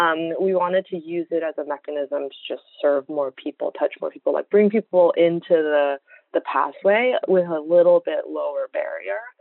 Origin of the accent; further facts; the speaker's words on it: Louisville, Kentucky, United States; moved away as an adult; now in New Haven, United States; I'm from Louisville